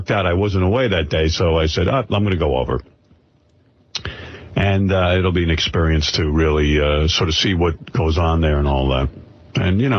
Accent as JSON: {"language": "English", "town": "Roosevelt", "country": "United States", "tie": "born or raised there", "moved": "yes", "said": "my hometown, Roosevelt"}